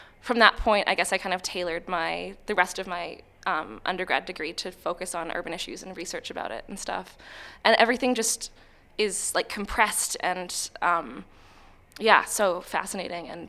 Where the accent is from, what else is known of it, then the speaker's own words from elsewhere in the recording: Vancouver, British Columbia, Canada; now in Australia; I'm from Vancouver, and in Vancouver, the inequality is so visible